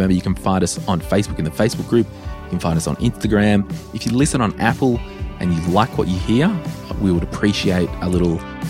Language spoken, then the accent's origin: English; Townsville, Queensland, Australia; Putting all of my stuff in storage in Brisbane to go back to my hometown of Townsville in the Christmas months with the intent of moving back to Brisbane.